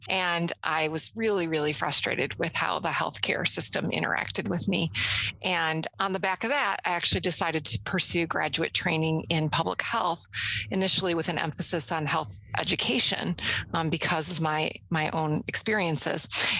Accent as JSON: {"language": "English", "town": "Baltimore", "region": "Maryland", "country": "United States", "moved": "as an adult", "said": "I was from Baltimore and went to Emory."}